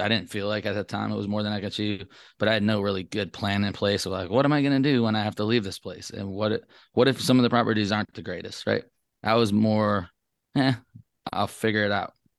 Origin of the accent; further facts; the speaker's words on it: Traverse City, Michigan, United States; moved away as an adult; now in Las Vegas, United States; I grew up in Traverse City, Michigan